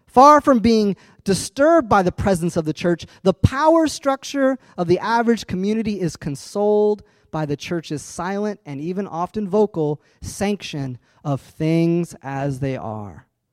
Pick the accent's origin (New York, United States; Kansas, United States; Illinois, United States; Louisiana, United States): Illinois, United States; Urbana; I grew up in Urbana